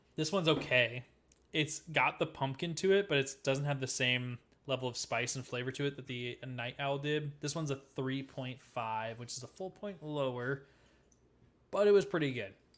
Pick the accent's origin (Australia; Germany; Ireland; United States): United States; Midwest; I'm a Midwesterner